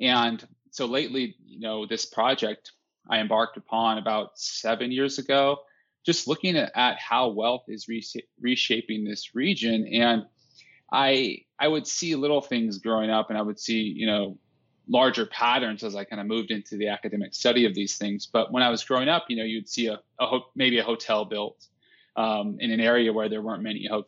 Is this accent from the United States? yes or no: yes; Cheyenne, Wyoming, United States; also born or lived in Idaho; I was born in Cheyenne, and then that's where my dad's side of the family resides, and in Wyoming